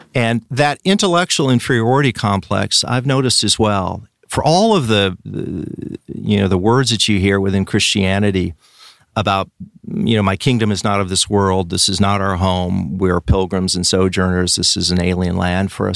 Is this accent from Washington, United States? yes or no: yes; Richland, Washington, United States; I grew up in, in a city called Richland, which is on the east side of the state, Washington State